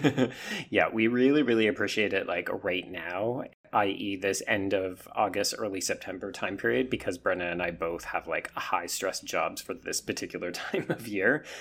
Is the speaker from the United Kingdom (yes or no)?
no; Canada; grow up as a Canadian